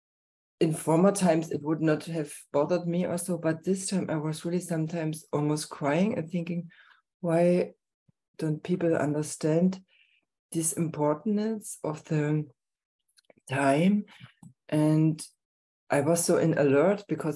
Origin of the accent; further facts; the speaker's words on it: Herrnhut, Saxony, Germany; I come from Herrnhut